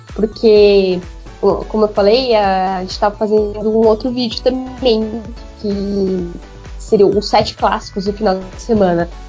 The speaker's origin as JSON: {"language": "Portuguese", "region": "São Paulo", "country": "Brazil", "said": "eu sou paulistana"}